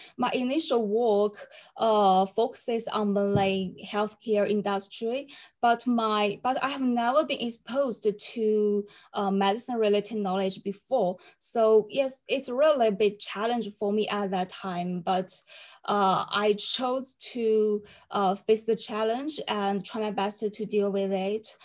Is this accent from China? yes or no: yes; China; also born or lived in Durham, United Kingdom; I come from China and now live in Xi'an